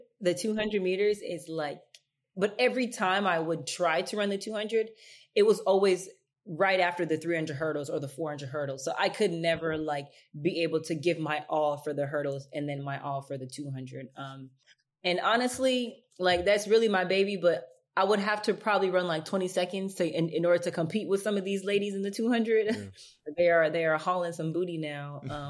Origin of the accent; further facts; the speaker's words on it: Los Angeles, California, United States; I'm originally from Los Angeles, California. So being from South Central, it kind of is helpful for you to kind of keep yourself busy